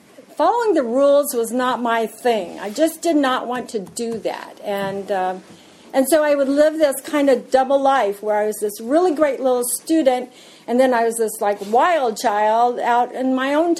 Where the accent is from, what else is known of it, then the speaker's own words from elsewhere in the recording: Yakima, Washington, United States; I was born and raised in Washington, in Yakima, Washington